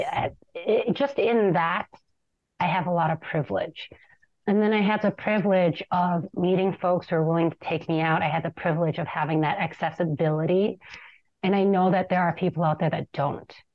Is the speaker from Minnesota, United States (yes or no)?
yes; Minneapolis, Minnesota, United States; I grew up in the Cedar Riverside neighborhood